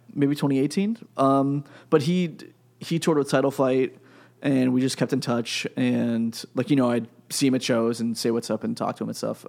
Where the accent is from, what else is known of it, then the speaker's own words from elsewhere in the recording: Pennsylvania, United States; I'm from Pennsylvania